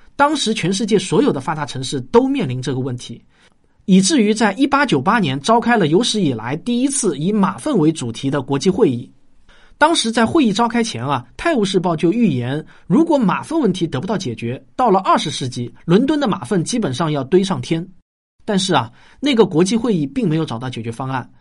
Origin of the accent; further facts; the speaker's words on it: Shaoxing, Zhejiang, China; 我小时候在绍兴的测水牌老家